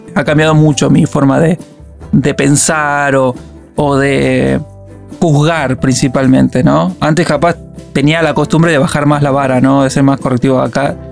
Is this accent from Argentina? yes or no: yes; Argentina; moved away as an adult; now in Málaga, Spain; como argentino